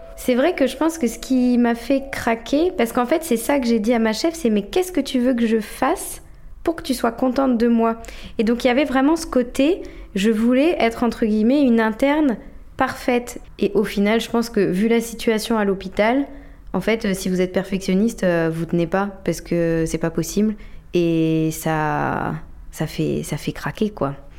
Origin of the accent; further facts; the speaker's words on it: La Rochelle, Nouvelle-Aquitaine, France; moved away as an adult; also born or lived in Lyon; now in Brest, France; je suis née et j'ai grandi à La Rochelle.